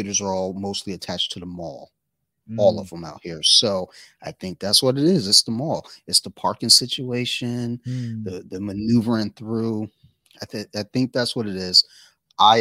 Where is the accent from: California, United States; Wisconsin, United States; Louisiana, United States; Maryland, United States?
Maryland, United States; Columbia; I grew up in Columbia, Maryland